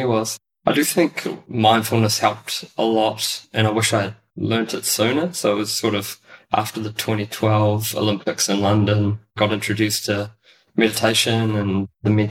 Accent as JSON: {"language": "English", "country": "New Zealand", "tie": "born or raised there", "also_born_or_lived": "Auckland / Netherlands", "said": "when I was a young kid growing up in New Zealand"}